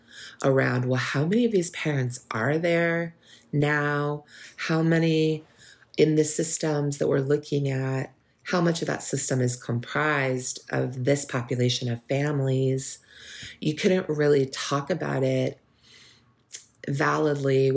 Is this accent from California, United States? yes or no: yes; Bay Area, California, United States; I'm from the Bay Area. So we grew up with, the Black Power movement